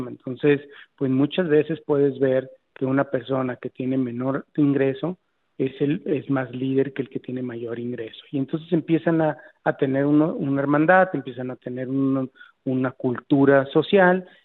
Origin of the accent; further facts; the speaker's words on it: Mexico; pues soy la única mexicana que salió ahí en un ranking que tiene más de seis años.